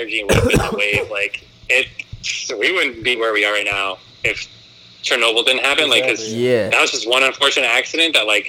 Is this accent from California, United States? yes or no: no; Long Island, New York, United States; now in San Francisco Bay Area, United States; I was born in Long Island